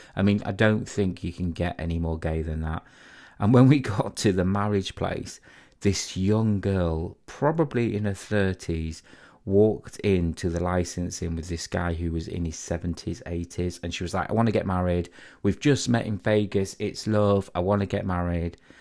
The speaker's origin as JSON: {"language": "English", "town": "Harrogate", "region": "Yorkshire and the Humber", "country": "United Kingdom", "tie": "born or raised there", "said": "I was originally brought up in a place called Harrogate."}